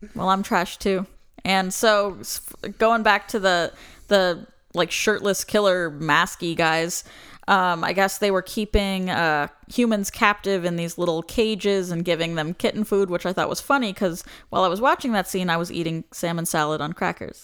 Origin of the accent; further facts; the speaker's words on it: Florida, United States; I'm from Florida